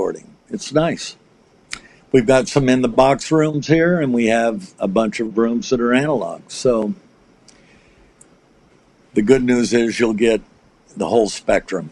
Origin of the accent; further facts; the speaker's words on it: United States; I'm American